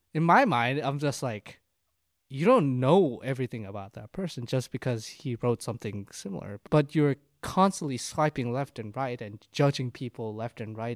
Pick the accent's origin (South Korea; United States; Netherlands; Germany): South Korea; moved away; I'm from Korea